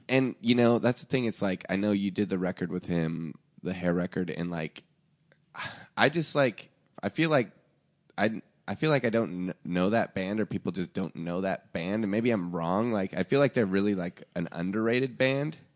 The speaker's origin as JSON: {"language": "English", "town": "Portland", "region": "Oregon", "country": "United States", "tie": "born or raised there", "also_born_or_lived": "Seattle, Washington", "moved": "yes", "said": "I grew up in, like, you know, a trailer park outside of Portland, Oregon, and then in, like, Seattle"}